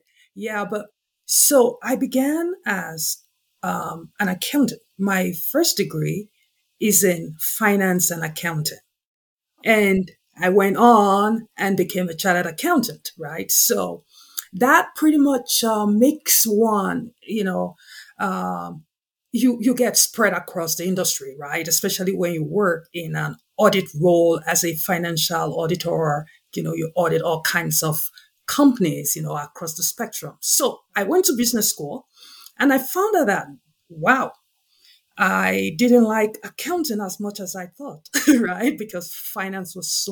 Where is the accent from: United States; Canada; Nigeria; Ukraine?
Nigeria; the primary industry in my home country, Nigeria